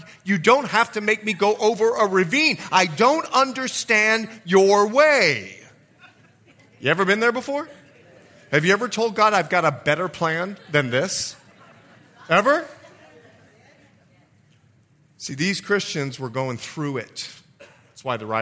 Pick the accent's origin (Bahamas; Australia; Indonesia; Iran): Bahamas; moved away; also born or lived in Florida / Montana; I'm from the Bahamas